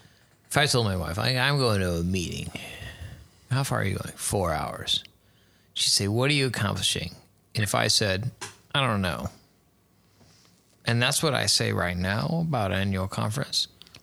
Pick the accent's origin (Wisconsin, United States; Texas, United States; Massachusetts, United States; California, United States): Texas, United States; also born or lived in Missouri / Rochester; See, that's hard because growing up in Texas and Missouri and back in Texas and then Rochester.